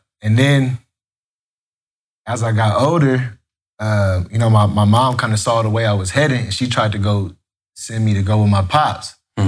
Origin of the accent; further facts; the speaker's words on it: Los Angeles, California, United States; nah, I was raised in L.A. I was born on Prairie at Daniel Freeman Hospital.